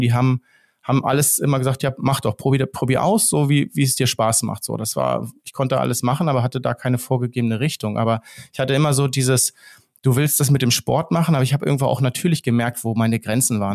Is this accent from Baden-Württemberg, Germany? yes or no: no; Steinhuder Meer, Lower Saxony, Germany; ich wohne ja hier, hier an so einem See, wo ich auch aufgewachsen bin am Steinhuder Meer